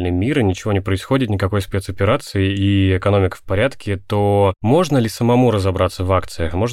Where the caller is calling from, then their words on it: Moscow, Russia; я из Москвы.